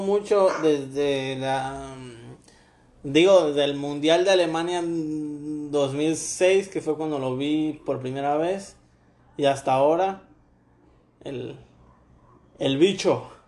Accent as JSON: {"language": "Spanish", "country": "Ecuador", "moved": "yes", "lives_now": "Mexico"}